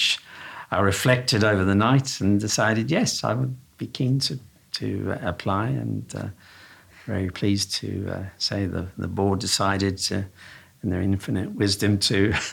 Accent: South Africa; accent: slight twang from down south; now in United Kingdom; I was born in South Africa, so I've got a slight twang from down south

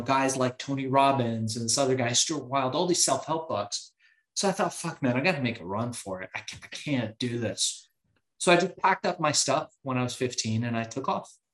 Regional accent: Iran; now in United States; I was born in Iran

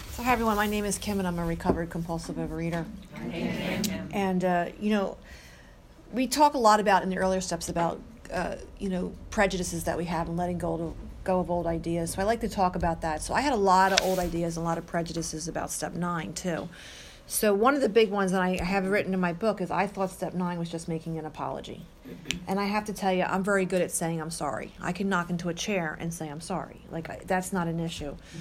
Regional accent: Mount Laurel, New Jersey, United States; now in Mount Holly, United States; I grew up in Mount Laurel, I live in Mount Holly

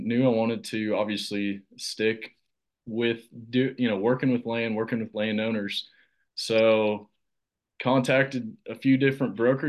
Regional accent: Oklahoma, United States; also born or lived in New Mexico; But I love my home state.

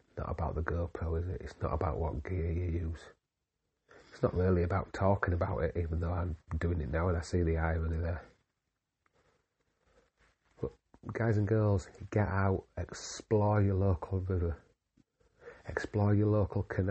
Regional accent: Yorkshire and the Humber, United Kingdom; I am just a Yorkshireman

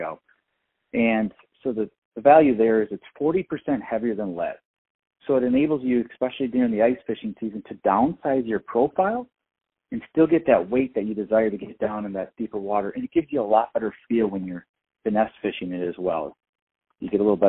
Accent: Dubuque, Iowa, United States; I was born and raised in Dubuque, Iowa, and then have since moved down to like the Cedar Rapids, Iowa City corridor

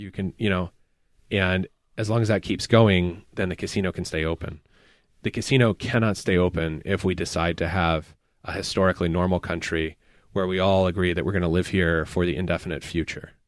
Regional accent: Appalachia, United States; because I am from Appalachia, I have an ethnic self-conception.

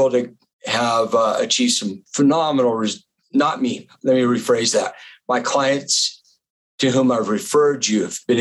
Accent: the West, United States; also born or lived in Florida; I grew up in the West

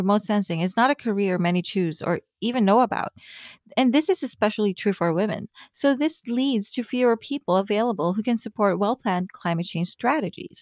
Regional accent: Philippines; I come from the Philippines, a developing country.

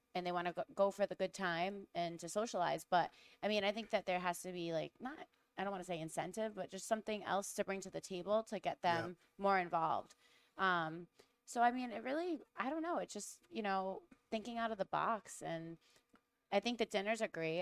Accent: Rhode Island, United States; accent: Rhode Island; my Rhode Island accent

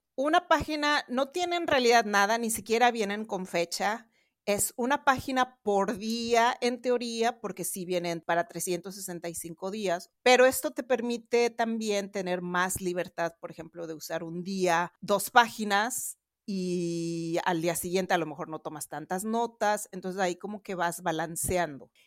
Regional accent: Mexico City, Mexico; yo soy también de la Ciudad de México. Ahorita estoy grabando de la Ciudad de Boston.

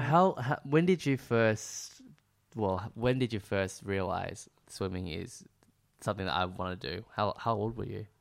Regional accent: Melbourne, Victoria, Australia; now in Sydney, Australia; where I grew up in Melbourne

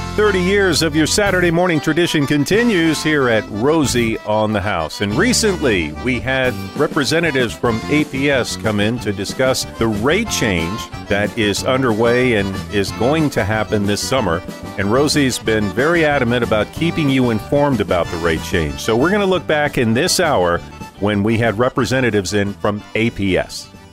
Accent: Montana, United States; moved away; I'm from Montana

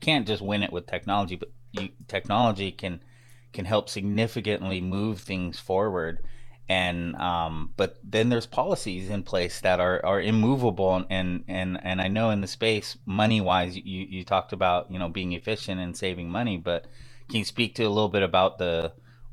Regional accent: United States; I grew up in the West Coast of the United States, in Humboldt County, Southern Oregon.

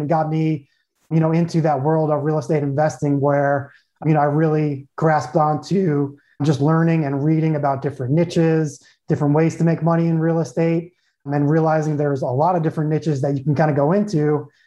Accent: Long Island, New York, United States; moved away as an adult; also born or lived in Tucson, Arizona / San Diego, California; now in Phoenix, United States; I'm born and raised in New York, born and raised Long Island, New York. So I'm a true New Yorker

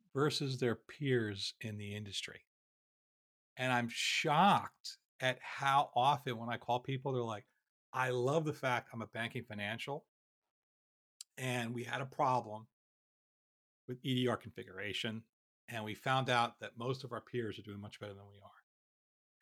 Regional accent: Philadelphia, Pennsylvania, United States; I'm from Philadelphia

